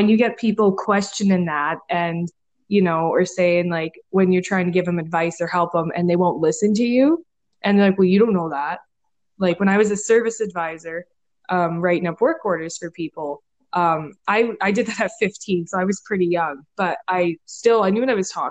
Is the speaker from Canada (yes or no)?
yes; Saskatchewan, Canada; I'm a 20-year-old auto body technician from Saskatchewan, Canada